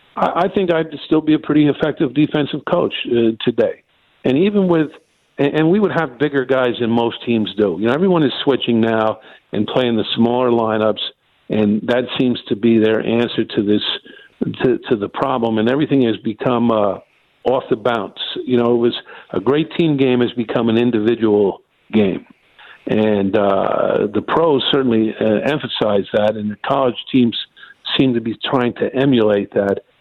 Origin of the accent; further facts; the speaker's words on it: Rockland County, New York, United States; I grew up in Rockland County, New York, which is one county up from New York City